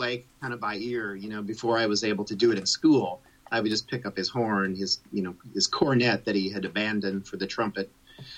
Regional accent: Champaign, Illinois, United States; Champaign Urbana, yeah. I grew up there.

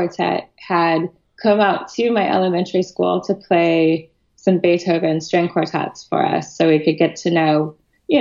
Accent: Boulder, Colorado, United States; I grew up outside of Boulder, Colorado

